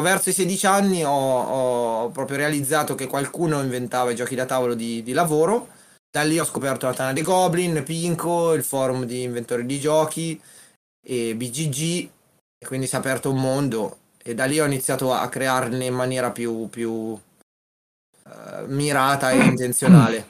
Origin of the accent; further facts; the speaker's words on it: Umbria, Italy; Io vengo dall'Umbria